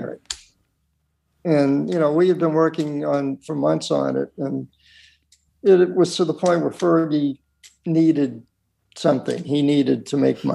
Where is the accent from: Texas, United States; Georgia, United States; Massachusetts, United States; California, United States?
Massachusetts, United States; Lynn; I grew up in Lynn, Massachusetts, and most of the video was shot in my hometown